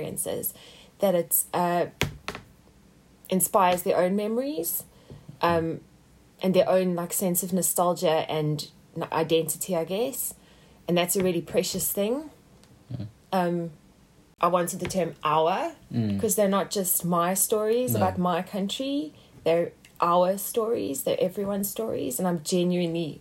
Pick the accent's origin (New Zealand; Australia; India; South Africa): South Africa; moved away; growing up in South Africa